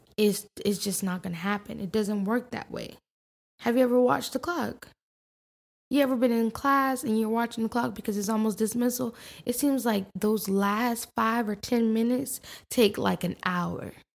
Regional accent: New York, United States; I'm definitely a New Yorker at heart

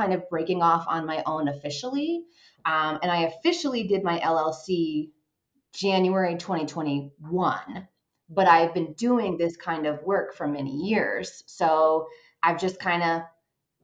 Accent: Vermont, United States; moved away as an adult; also born or lived in Washington, D.C. metro area / Los Angeles; now in Colorado, United States; I am originally from Vermont, born and raised, went to my undergrad there.

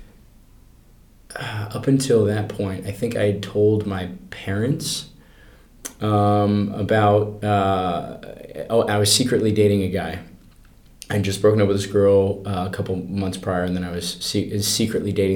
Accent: Colorado, United States; I grew up in Colorado

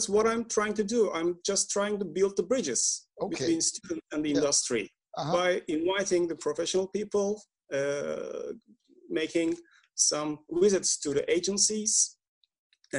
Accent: Istanbul, Turkey; I'm from Istanbul, Turkey

